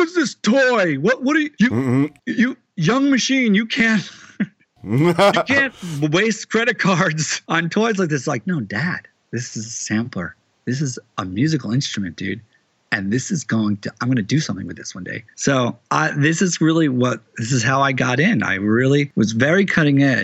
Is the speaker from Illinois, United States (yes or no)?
no; Teaneck, New Jersey, United States; my town, Teaneck, New Jersey